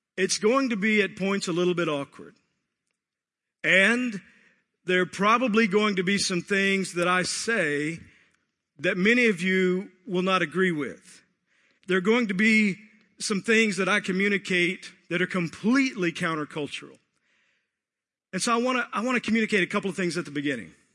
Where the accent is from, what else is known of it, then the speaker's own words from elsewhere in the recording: Texas, United States; I grew up in Texas